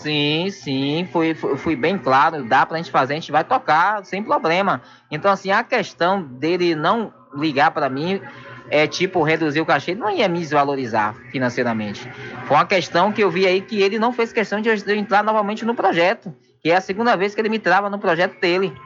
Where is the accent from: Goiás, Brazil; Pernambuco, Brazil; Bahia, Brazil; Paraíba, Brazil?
Bahia, Brazil; São Félix; eu me sinto travado na cidade onde eu nasci